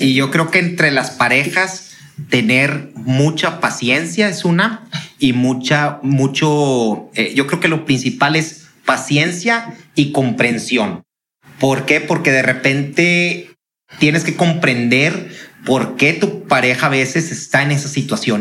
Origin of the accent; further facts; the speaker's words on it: Monterrey, Nuevo León, Mexico; somos regios